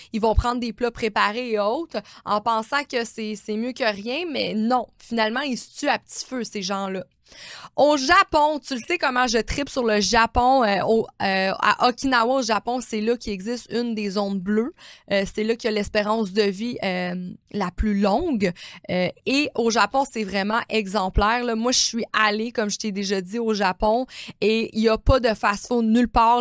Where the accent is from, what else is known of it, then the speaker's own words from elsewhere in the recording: Quebec, Canada; nous, on a été élevés hein, au Québec